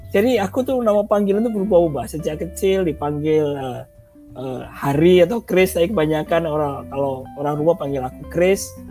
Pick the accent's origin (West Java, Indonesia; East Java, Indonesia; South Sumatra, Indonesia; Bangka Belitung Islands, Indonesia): East Java, Indonesia; Surabaya; moved away as an adult; also born or lived in Bandung; aku orang Surabaya, Surabaya rumahnya dekat uh, eh, Wonokromo, dekat terminal